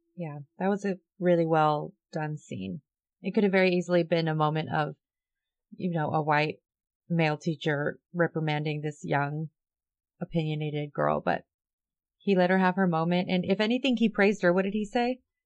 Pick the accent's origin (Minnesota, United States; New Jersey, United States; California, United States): California, United States; Southern; I grew up in Southern California.